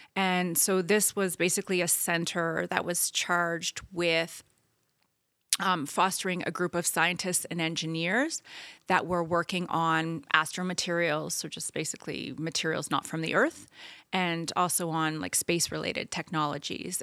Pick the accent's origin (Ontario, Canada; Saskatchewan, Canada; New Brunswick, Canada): New Brunswick, Canada; I grew up in New Brunswick